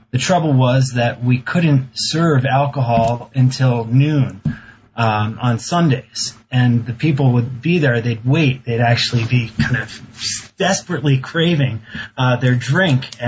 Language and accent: English; East Coast, United States; I grew up on the East Coast and I went to college in Boston.